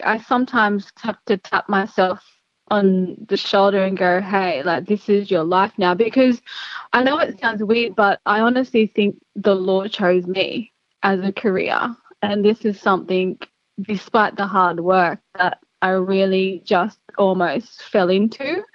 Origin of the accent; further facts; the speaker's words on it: Gilgandra, New South Wales, Australia; now in Sydney, Australia; I grew up in Gilgandra in Western New South Wales